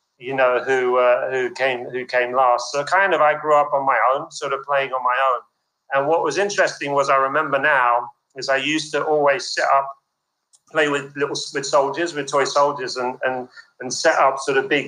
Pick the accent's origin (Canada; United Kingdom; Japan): United Kingdom; London; I was born and bred in London